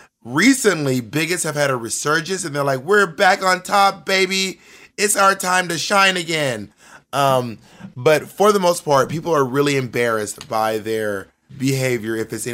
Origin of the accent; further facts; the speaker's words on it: Columbus, Georgia, United States; also born or lived in Phenix City / LaGrange / Corinth; I'm from like a lot of small towns, but I grew up in Columbus, Georgia, and in Phenix City, Alabama, and LaGrange, Georgia, and Corinth, Mississippi.